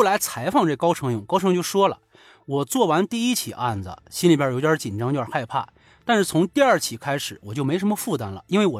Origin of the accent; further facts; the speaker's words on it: China; 因为白银离我的老家不是很远